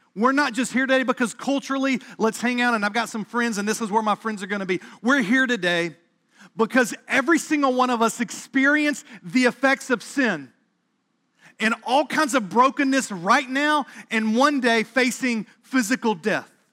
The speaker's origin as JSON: {"language": "English", "area": "South Carolina area", "region": "the Carolinas", "country": "United States", "tie": "born or raised there", "moved": "as an adult", "lives_now": "Boston, United States", "said": "I grew up in the North Carolina, South Carolina area."}